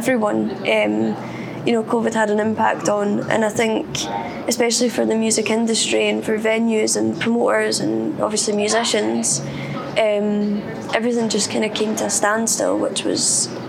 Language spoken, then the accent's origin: English; West Lothian, Scotland, United Kingdom; technically I'm from West Lothian.